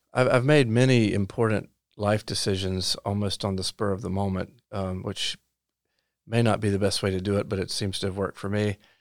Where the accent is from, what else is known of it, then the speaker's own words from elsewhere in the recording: Lumberton, North Carolina, United States; moved away as an adult; now in Orange County, North Carolina, United States; I grew up in Robeson County. Uh, I now live in Orange County